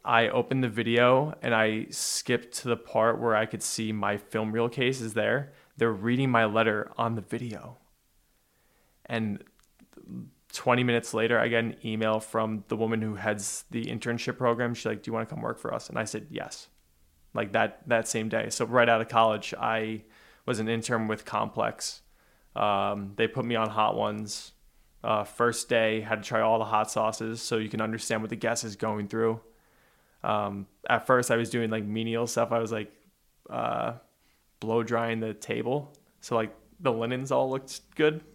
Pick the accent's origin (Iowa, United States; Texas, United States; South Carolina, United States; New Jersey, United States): New Jersey, United States; I grew up in Jersey